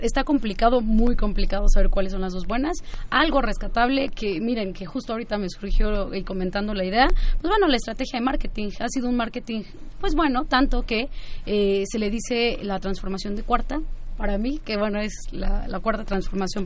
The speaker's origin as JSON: {"language": "Spanish", "country": "Mexico", "said": "nuestro país"}